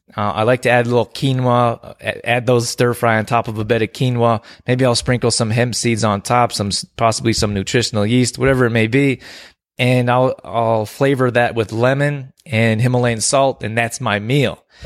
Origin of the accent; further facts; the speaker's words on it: Canada; also born or lived in California; I grew up here in Canada